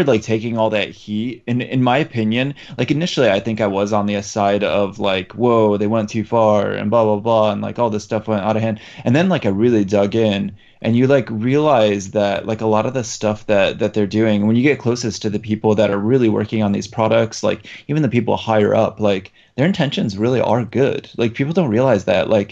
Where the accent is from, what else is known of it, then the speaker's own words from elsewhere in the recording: Poland; moved away; I'm originally from Poland